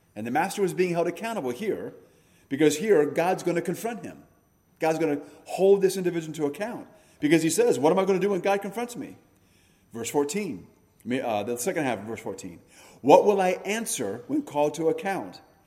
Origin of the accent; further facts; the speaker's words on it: United States; we are Americans first and we're Christians second